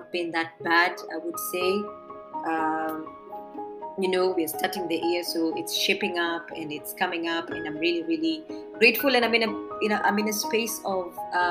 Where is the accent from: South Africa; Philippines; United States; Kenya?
Kenya; Embu, Embu County; I come from Embu and I am proud.